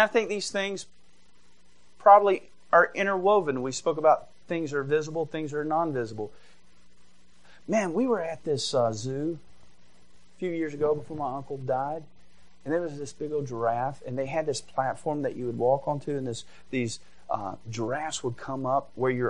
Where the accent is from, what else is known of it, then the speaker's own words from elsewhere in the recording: Georgia, United States; now in Michigan, United States; I did go to a public school and I grew up in Georgia